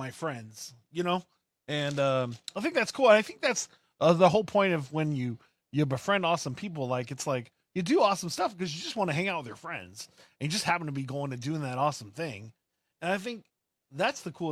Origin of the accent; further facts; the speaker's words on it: Austin, Texas, United States; I'm from Austin